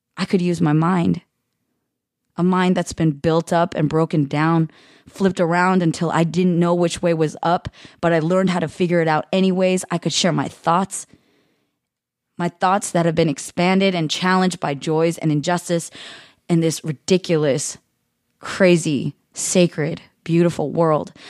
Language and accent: English; United States; America, you're not even that much better. The land that I love, the soil my yellow roots are planted in, the place that can't decide whether my parents belong in it or not